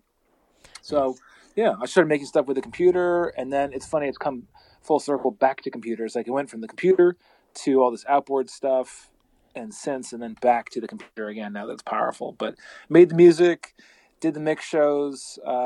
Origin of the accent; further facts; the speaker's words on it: Vermont, United States; I grew up in Vermont, you know, and I lived in a log cabin out in the middle of nowhere